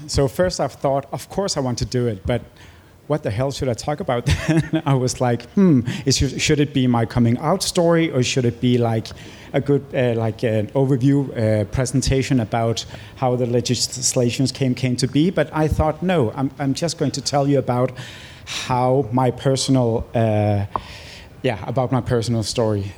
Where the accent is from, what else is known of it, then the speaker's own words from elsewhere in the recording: Greenland; also born or lived in Nuuk; my family moved from my uh, birth town to the Greenland uh, capital in Nuuk